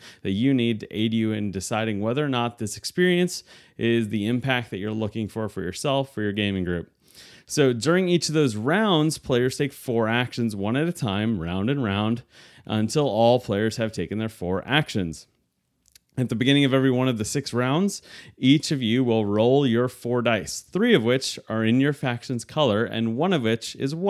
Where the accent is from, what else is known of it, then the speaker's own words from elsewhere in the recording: New York, United States; So I grew up in New York, outside New York City